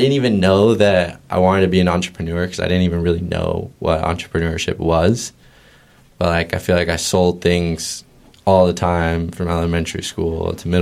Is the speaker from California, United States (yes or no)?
yes; San Clemente, California, United States; I grew up in Orange County.